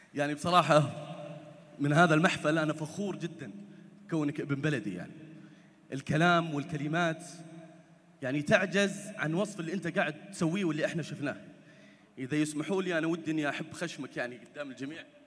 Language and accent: Arabic; Saudi Arabia; احنا كشعب سعودي